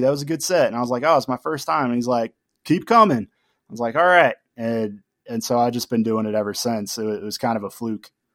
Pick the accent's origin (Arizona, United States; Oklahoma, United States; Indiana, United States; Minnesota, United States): Arizona, United States; Tucson; I'm born and raised in Tucson